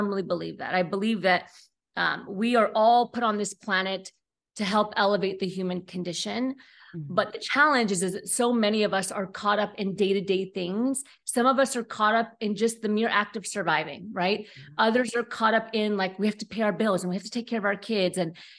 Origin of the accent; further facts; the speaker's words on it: Pennsylvania, United States; born there; Yeah, that's the East Coast way. I was born in Pennsylvania, so I get it.